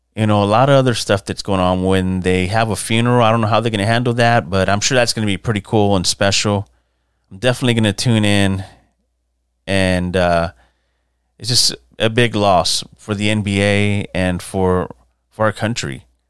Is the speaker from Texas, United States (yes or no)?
yes; San Antonio, Texas, United States; growing up in San Antonio